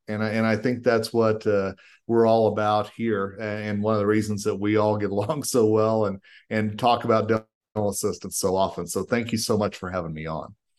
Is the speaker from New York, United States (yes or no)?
no; Colorado, United States; my home state of Colorado